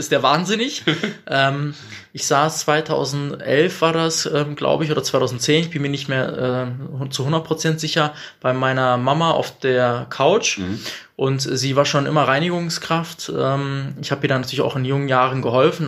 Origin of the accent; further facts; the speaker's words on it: Bielefeld, North Rhine-Westphalia, Germany; bin Bielefelder mit türkischem Migrationsvordergrund.